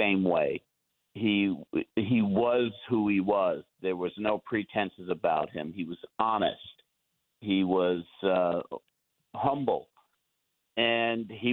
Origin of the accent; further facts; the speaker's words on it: Long Island, New York, United States; We're both from Long Island